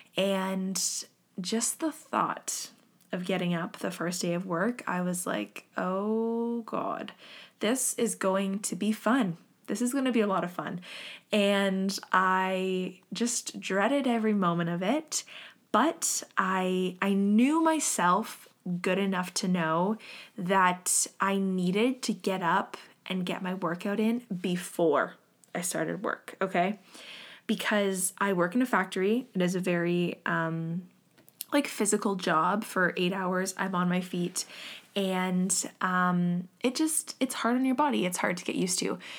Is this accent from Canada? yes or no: yes; Canada; me and Jocelyn left, um, my hometown. We are both from here